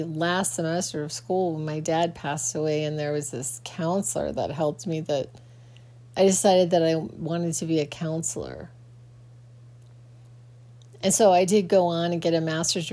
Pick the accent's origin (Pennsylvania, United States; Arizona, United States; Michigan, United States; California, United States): Arizona, United States; Phoenix; growing up in Phoenix was a very, very strange thing for me